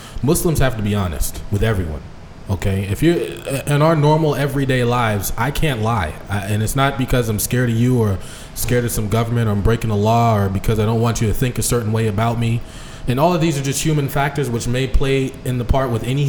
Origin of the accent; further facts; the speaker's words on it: United States; I'm born in America